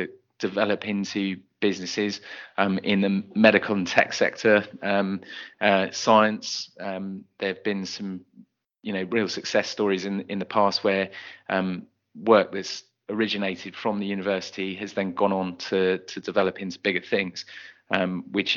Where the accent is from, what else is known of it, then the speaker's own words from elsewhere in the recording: Bristol, South West England, United Kingdom; moved away as an adult; I'm from Bristol, I've been away from Bristol and I ended up coming back to it